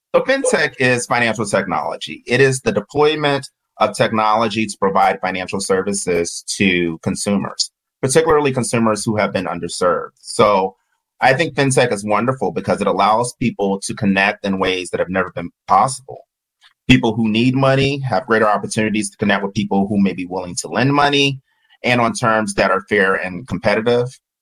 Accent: Georgia, United States; I'm Southern and from Georgia

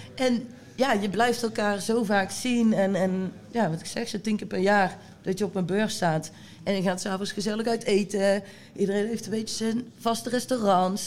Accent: Bladel, North Brabant, Netherlands; ik kom uit de buurt van Bladel. Ehm, daar zaten wij op school

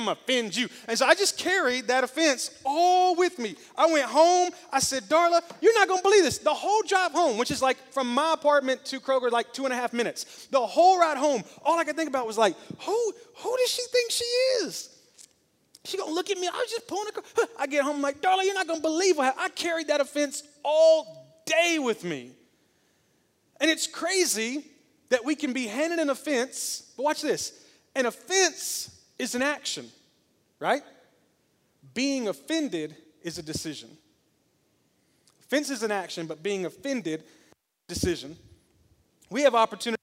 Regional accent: Memphis, Tennessee, United States; now in Smyrna, United States; I may live in Smyrna, but I'm from Memphis

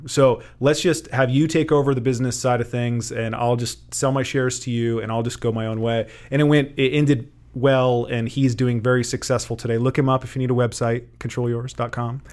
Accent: Kearney, Nebraska, United States; grew up in Kearney, Born and raised

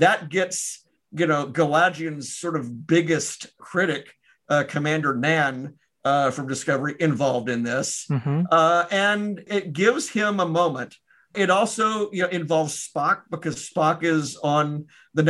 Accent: Memphis, Tennessee, United States; moved away; my hometown of Memphis

